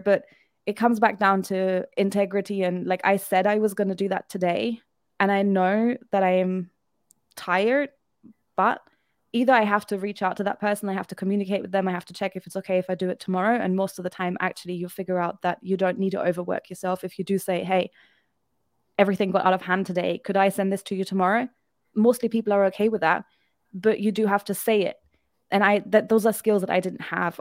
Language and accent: English; Germany; moved away as an adult; also born or lived in United Kingdom; now in Albania; I am from Germany.